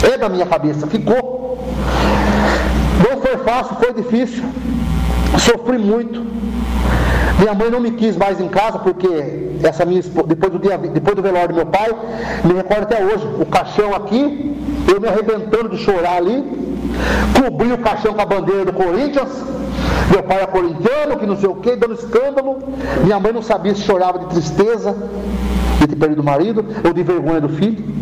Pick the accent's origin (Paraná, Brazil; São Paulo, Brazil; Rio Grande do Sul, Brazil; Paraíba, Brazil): São Paulo, Brazil; Tietê; Sou nascido e criado em Tietê, passava em hotel, passava em pensão, ninguém me aceitava porque me conhecia.